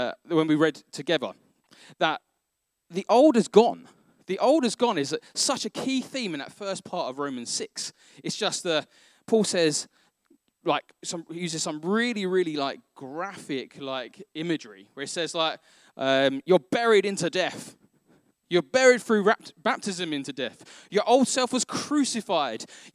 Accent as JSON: {"language": "English", "region": "London", "country": "United Kingdom", "tie": "born or raised there", "said": "I grew up in Northeast London"}